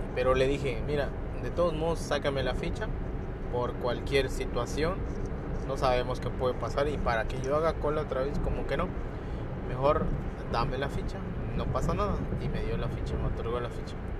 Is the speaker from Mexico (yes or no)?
yes; Lázaro Cárdenas, Quintana Roo, Mexico; Soy del estado de Quintana Roo